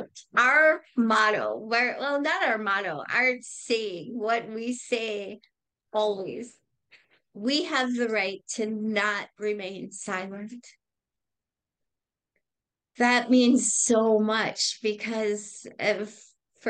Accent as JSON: {"language": "English", "town": "Racine", "region": "Wisconsin", "country": "United States", "tie": "born or raised there", "said": "I grew up in Racine, Wisconsin"}